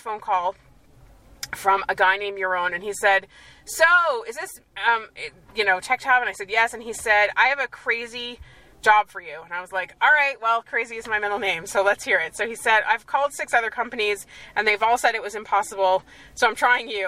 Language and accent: English; United States; moved away as an adult; now in Israel